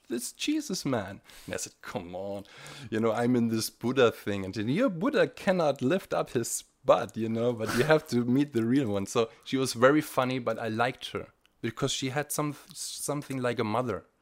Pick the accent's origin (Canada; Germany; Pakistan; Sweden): Germany; Bavaria; moved away as an adult; also born or lived in East Germany; now in Tiberias, Israel; I grew up in, uh, Bavaria